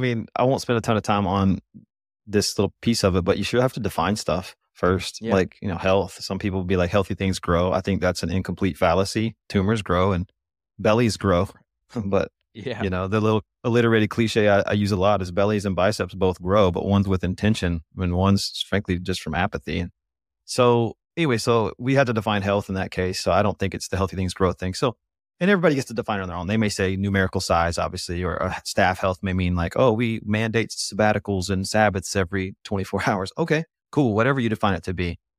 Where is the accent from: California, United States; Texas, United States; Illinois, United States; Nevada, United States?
Texas, United States; Dallas; I'm from the Dallas area, though, so there's a pretty solid difference between both of them